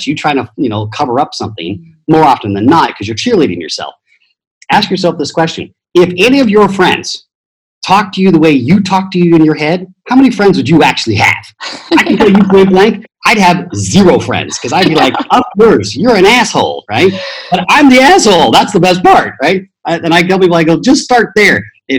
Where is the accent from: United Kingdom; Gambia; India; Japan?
Japan; being Italian, I was, quote unquote, baptized in the Roman Catholic Church. But I grew up in Japan, so that's really interesting.